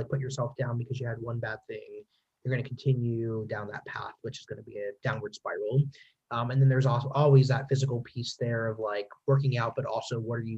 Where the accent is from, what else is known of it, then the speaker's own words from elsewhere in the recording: Pennsylvania, United States; I'm from Pennsylvania